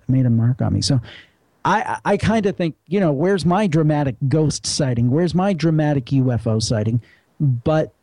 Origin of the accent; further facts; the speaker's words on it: Cleveland, Ohio, United States; I come from the Cleveland area